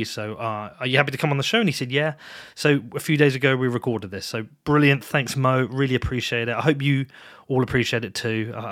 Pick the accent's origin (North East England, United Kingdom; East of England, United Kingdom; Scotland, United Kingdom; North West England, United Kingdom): East of England, United Kingdom; Bedford; but you knew I was from Bedford already.